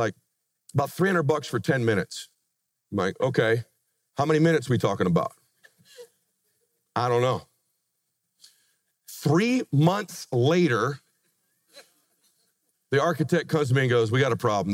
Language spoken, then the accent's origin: English; Pomona, California, United States; moved away as an adult; now in Laguna Beach, United States; I met my wife, we grew up in Pomona